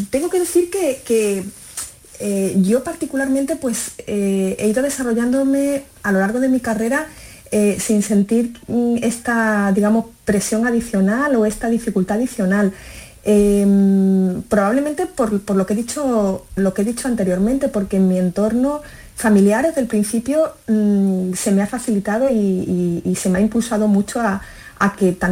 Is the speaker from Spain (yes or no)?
yes; Galicia, Spain; born there; nací en Galicia, mis padres son, son gallegos y, bueno, por, su dedicación laboral era magistrado, pues la verdad es que vivimos en, muchas ciudades de España